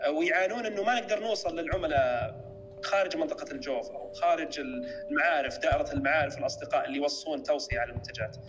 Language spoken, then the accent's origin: Arabic; Saudi Arabia; عندنا في السعودية